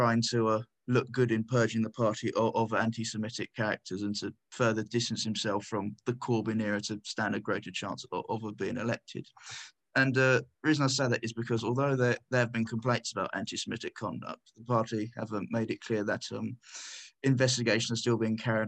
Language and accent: English; near Peterborough, East of England, United Kingdom; Peterborough, close to my hometown